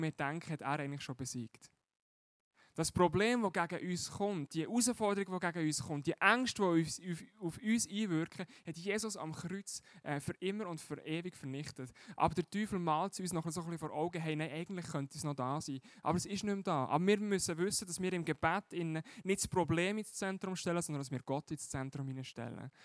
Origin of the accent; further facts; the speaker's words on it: Switzerland; als Schweizer